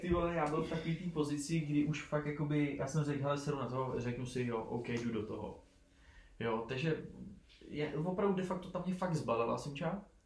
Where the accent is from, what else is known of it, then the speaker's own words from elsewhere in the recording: Prague, Czechia; pro nás, pro Pražáky